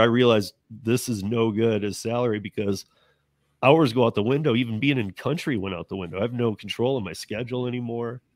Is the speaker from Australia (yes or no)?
no; Michigan, United States; moved away; I'm originally from Michigan